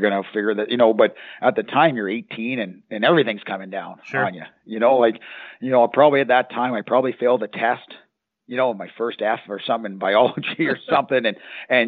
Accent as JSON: {"language": "English", "country": "Canada", "moved": "yes", "said": "I'm from Canada"}